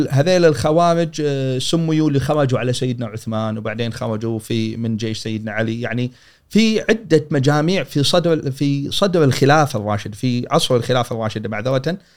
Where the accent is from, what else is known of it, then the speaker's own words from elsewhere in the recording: Kuwait; حدث الغزو العراقي حدث مسنا احنا كلنا ككويتيين سنه 90